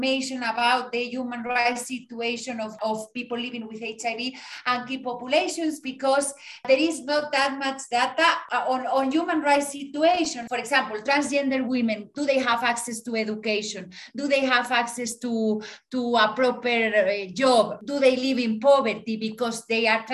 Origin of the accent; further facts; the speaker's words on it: Spain; moved away as an adult; also born or lived in Madrid / Mexico; now in Guatemala; I am from Spain